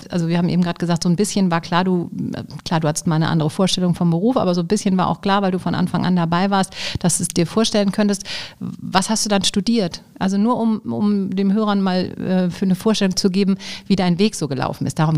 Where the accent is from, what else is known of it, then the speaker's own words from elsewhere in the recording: Düsseldorf, North Rhine-Westphalia, Germany; Also ich bin da ja schon auch groß geworden auf der Königsallee.